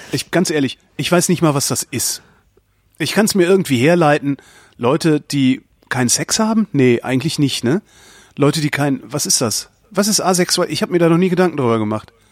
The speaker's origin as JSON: {"language": "German", "country": "Switzerland", "said": "Ich bin Schweizer."}